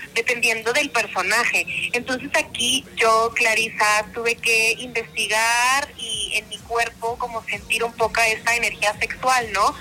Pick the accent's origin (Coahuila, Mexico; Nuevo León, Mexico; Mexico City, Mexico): Nuevo León, Mexico; Monterrey; soy de Monterrey